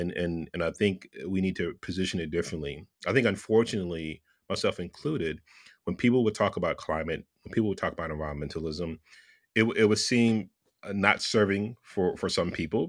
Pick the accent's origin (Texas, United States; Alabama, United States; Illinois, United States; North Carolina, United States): Texas, United States; now in Southern California, United States; I grew up in Texas. I grew up in the South. I'm a Southern boy who lives in California, in Southern California.